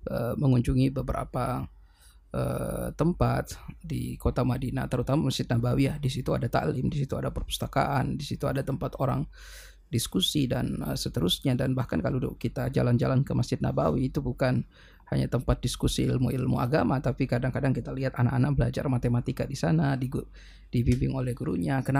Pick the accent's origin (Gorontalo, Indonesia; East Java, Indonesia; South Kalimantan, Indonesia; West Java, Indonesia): Gorontalo, Indonesia; tetapi saya pikir Gorontalo adalah tanah tumpah darah saya dan saya memiliki tanggung jawab secara um, apa namanya moral untuk turut be